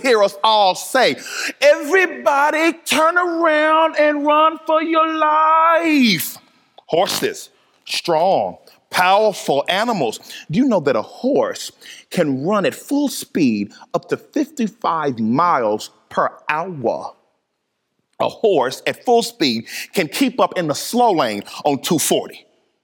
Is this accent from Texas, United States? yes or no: yes; Dallas, Texas, United States; I grew up in Dallas, Texas, and I went to a rowdy high school